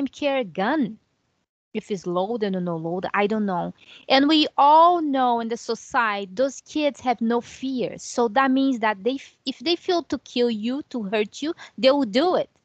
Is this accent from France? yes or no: no; Rio de Janeiro, Brazil; moved away; children in my country, Brazil. I'm from Rio.